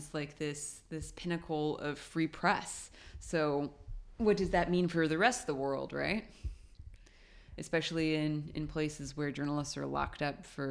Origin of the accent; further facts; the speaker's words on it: Lebanon; Lebanon, which is my home country